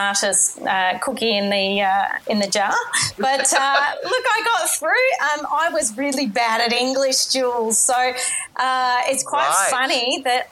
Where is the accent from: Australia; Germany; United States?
Australia; Melbourne, Victoria; I grew up in Melbourne in Australia